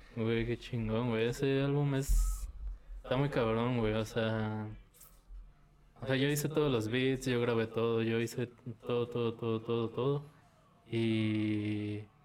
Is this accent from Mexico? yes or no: yes; Tultitlán, State of Mexico, Mexico; soy del estado, soy de Tultitlán